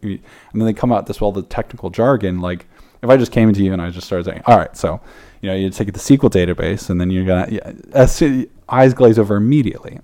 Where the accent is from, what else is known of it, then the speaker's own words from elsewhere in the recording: South Africa; I'm from South Africa